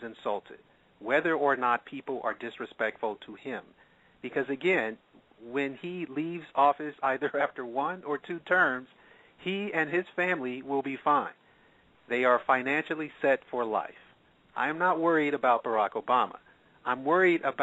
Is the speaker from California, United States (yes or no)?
yes; California, United States; moved away; also born or lived in Michigan; I'm actually from California originally